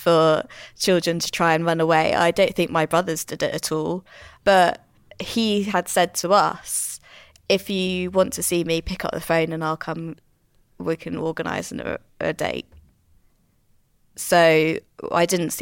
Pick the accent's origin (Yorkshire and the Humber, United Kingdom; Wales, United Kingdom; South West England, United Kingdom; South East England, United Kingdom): South East England, United Kingdom; Portsmouth; my dad was in the Navy. So we grew up in Portsmouth